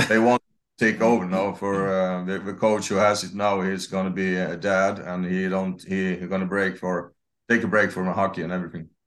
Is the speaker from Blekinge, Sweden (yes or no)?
yes; near Karlskrona, Blekinge, Sweden; English is a second language; I was born in Morong, uh, south of Sweden, and at ten, thirty minutes from Karlskrona